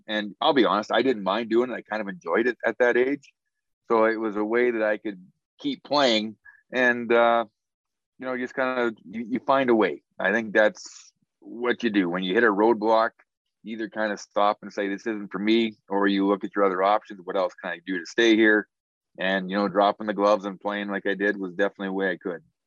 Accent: Spy Hill, Saskatchewan, Canada; growing up in Spy Hill

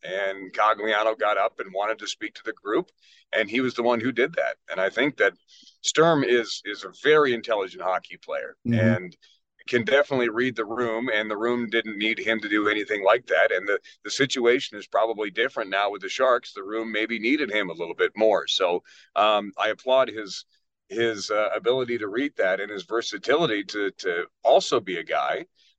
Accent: Ireland; he's German, but I'm Irish.

